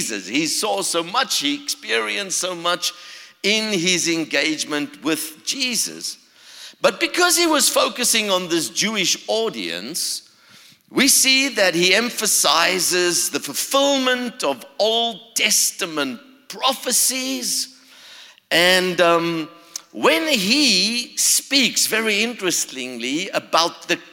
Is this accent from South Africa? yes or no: yes; South Africa; also born or lived in Florida, United States; now in Charlotte, United States; originally, I come from South Africa. So you can hear the accent.